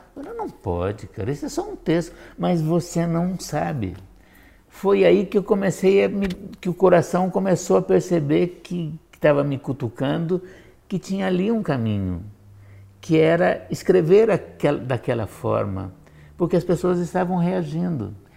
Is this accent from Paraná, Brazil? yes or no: yes; Curitiba, Paraná, Brazil; Eu sou curitibano, embora não nascido. Eu digo que nasci aqui